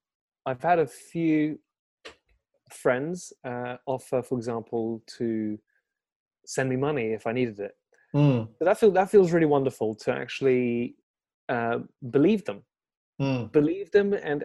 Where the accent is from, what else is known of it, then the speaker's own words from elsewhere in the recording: France; born there; English is a second language; I was born in France, but I lived in a few different countries and stuff like that.